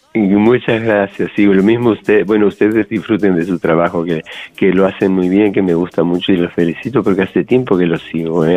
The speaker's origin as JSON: {"language": "Spanish", "country": "Argentina", "tie": "born or raised there", "also_born_or_lived": "Canary Islands", "moved": "yes", "lives_now": "Las Palmas de Gran Canaria, Spain", "said": "yo, nací en Argentina, pero eh, de, origen, mi, mi, padre es de Italia y mi madre de Alemania, ¿no? Entonces, pero he venido hace mucho tiempo que estoy aquí viviendo en Canarias"}